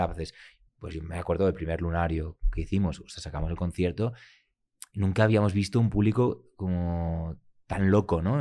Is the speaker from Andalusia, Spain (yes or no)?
no; Barcelona, Catalonia, Spain; También soy de Barcelona